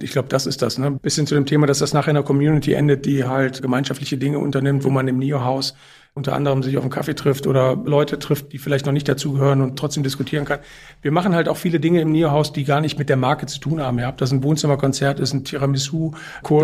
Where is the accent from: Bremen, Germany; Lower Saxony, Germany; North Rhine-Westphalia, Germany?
North Rhine-Westphalia, Germany; Cologne; also born or lived in Brussels; das ist Köln. Da, wo ich herkomme